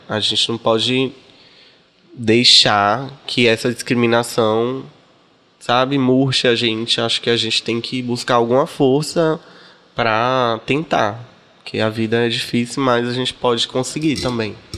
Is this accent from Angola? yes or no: no; Salvador, Bahia, Brazil; also born or lived in Corrente, Piauí / Rio de Janeiro; eu me criei em Salvador. Eu vim pra aqui muito novinha, com minha mamãe.